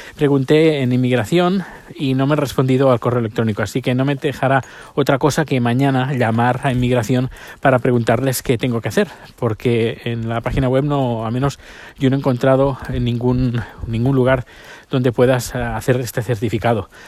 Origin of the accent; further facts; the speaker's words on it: province of Barcelona, Catalonia, Spain; now in Sweden; La provincia de Barcelona es donde yo nací